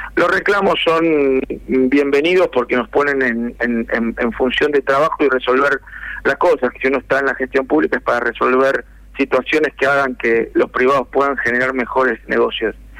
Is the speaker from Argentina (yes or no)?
yes; Buenos Aires, Argentina; moved away; also born or lived in interior of Argentina; Yo soy oriundo de Capital Federal